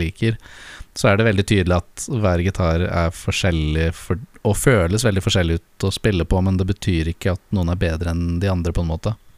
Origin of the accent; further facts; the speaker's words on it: Lier, Buskerud, Norway; nå etter at jeg flytta hjem til eh, Lier igjen